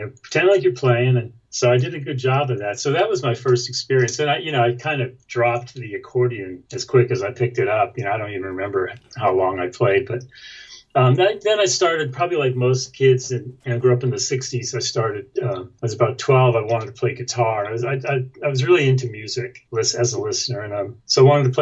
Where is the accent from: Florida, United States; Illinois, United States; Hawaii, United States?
Florida, United States; also born or lived in New York; we moved to Florida where I grew up. I was born in New York, family moved to Florida, and I grew up there, went to school there